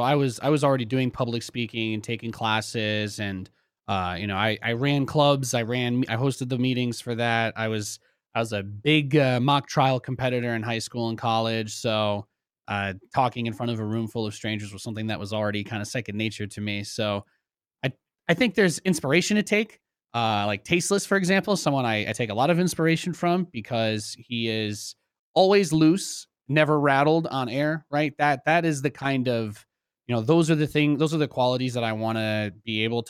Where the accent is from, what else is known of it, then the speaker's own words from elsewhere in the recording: New York City, New York, United States; born there; I was born in New York City. My mom's side of the family is from there.